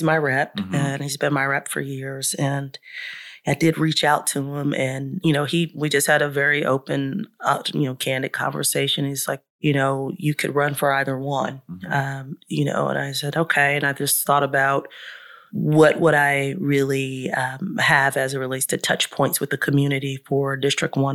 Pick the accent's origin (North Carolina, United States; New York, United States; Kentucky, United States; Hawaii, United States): North Carolina, United States; Charlotte; we grew up in Southside and spent a little bit of time in Brook Hill, which is right across the street from Southside, subsidized housing